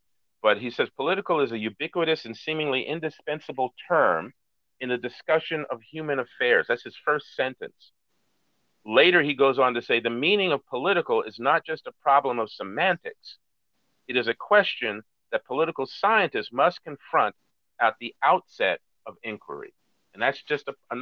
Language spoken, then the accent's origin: English; United States; I am seen as the American